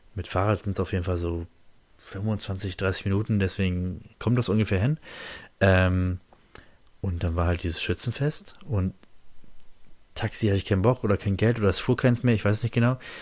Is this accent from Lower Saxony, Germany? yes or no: yes; Oldenburg district, Lower Saxony, Germany; Oldenburger Jungs, ne? Also ich komme ja aus dem Landkreis Oldenburg